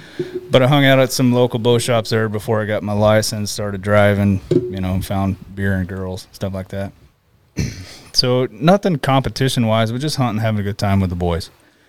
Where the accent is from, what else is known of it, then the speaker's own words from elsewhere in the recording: Plant City, Florida, United States; moved away as an adult; now in Alaska, United States; So I shot bow as a kid back in Florida, born and raised in Florida.